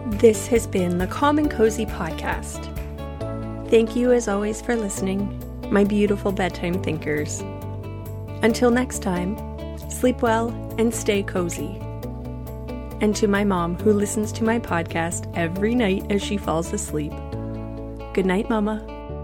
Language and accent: English; Canada; I was born and raised in Canada